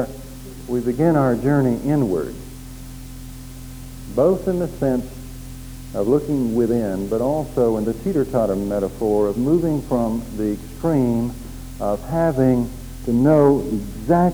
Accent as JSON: {"language": "English", "region": "Oklahoma", "country": "United States", "tie": "born or raised there", "said": "Growing up in Oklahoma in those days"}